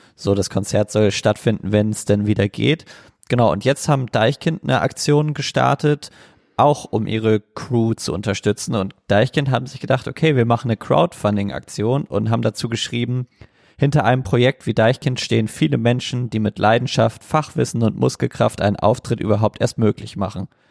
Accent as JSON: {"language": "German", "country": "Germany", "said": "als Deutscher"}